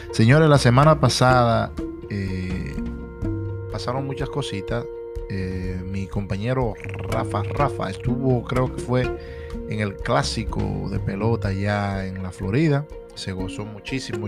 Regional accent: Puerto Plata, Dominican Republic; now in Allentown, United States; mi tierra natal

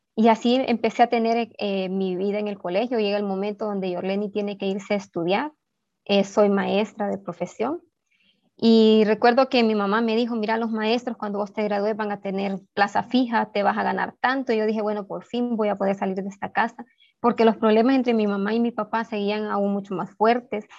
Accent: Ocotepeque, Honduras; now in Tegucigalpa, Honduras; soy originaria de Ocotepeque

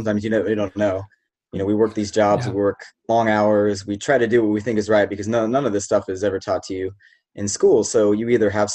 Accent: Shawnee, Kansas, United States; So I grew up in Kansas, in Shawnee, Kansas.

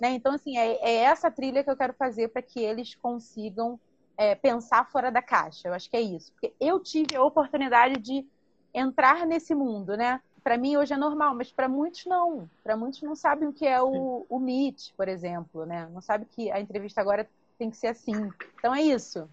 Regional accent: Baixada Fluminense, Rio de Janeiro, Brazil; eu sou oriunda da Baixada Fluminense

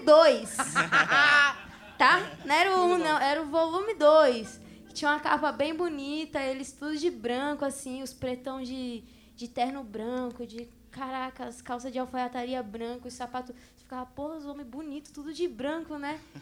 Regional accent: Guarulhos, São Paulo, Brazil; Eu vivo no bairro que eu nasci até hoje, lá em Guarulhos

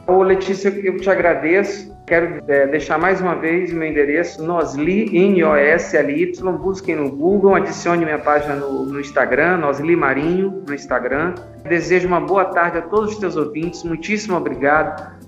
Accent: Caxias, Maranhão, Brazil; eu sou maranhense, nasci na cidade de Caxias, no Maranhão

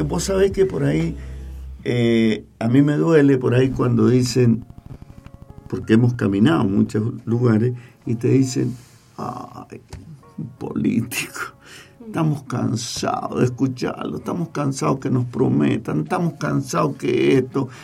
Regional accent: San Carlos, Mendoza, Argentina; somos San Carlinos

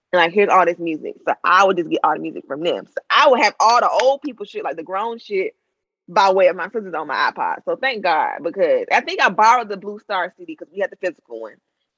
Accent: South Florida, United States; I'm from South Florida

